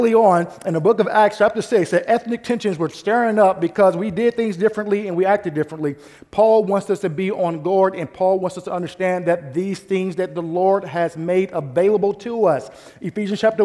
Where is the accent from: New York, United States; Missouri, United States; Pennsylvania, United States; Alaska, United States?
Missouri, United States; St. Louis; now in Bay Area, United States; I'm from St. Louis, Missouri